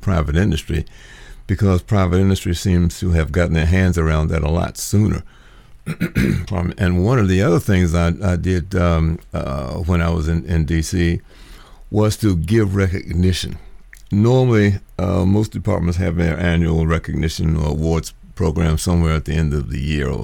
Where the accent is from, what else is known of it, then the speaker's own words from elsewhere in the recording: Washington, District of Columbia, United States; moved away; I'm originally from Washington, D.C., and worked in federal government